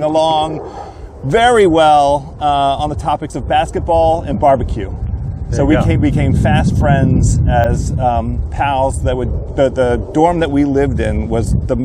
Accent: Silver Spring, Maryland, United States; now in Washington, D.C., United States; I'm a native in the sense that I grew up in Silver Spring, Maryland

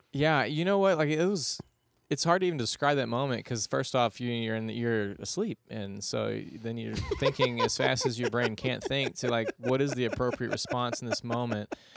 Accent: Houston, Texas, United States; I'm originally from Houston, Texas

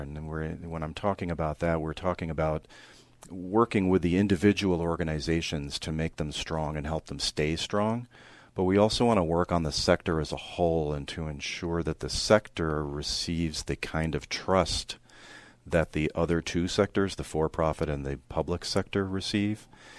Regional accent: New York City, New York, United States; I'm actually originally from New York City, and that's where my career started.

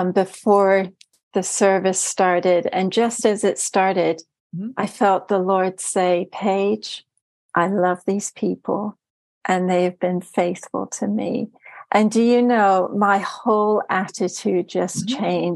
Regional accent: Germany; also born or lived in Turkey / United States; now in United Kingdom; So I was born in Turkey and lived there for a while, and then I grew up in Germany and then moved to the States. I carry an American passport, but I married an Englishman and I now live in the UK.

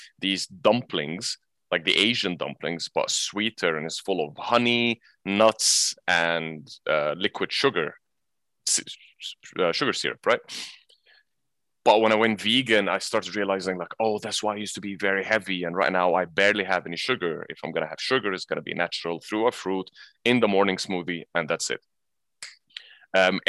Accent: Egypt; moved away as an adult; also born or lived in England; now in Abu Dhabi, United Arab Emirates; I was born in England, but I'm Egyptian, so I grew up in Egypt

